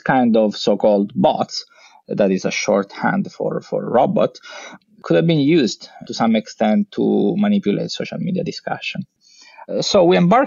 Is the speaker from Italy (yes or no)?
yes; Messina, Sicily, Italy; moved away as an adult; also born or lived in Vienna, Austria / London, United Kingdom; I grew up in Sicily. I studied in the university of my hometown. There was a nice group of computer scientists at the University of Messina